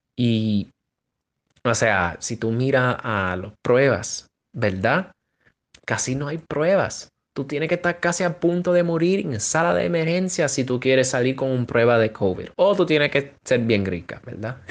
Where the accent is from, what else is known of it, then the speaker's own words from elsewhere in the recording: New York, United States; puertorriqueño de, Nueva York, del barrio